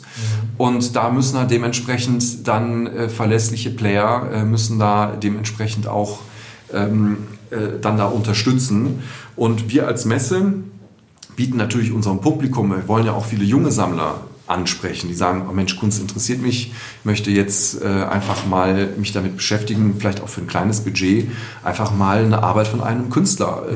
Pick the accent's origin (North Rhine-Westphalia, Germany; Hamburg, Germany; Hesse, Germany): North Rhine-Westphalia, Germany; Düsseldorf; moved away as an adult; now in Cologne, Germany; ich bin in, in Düsseldorf geboren, 1970, auch hier in Düsseldorf aufgewachsen, zur Schule gegangen